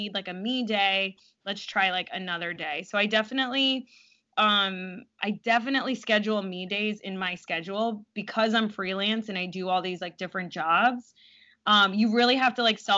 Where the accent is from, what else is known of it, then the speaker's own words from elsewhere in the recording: South Florida, United States; I'm from South Florida originally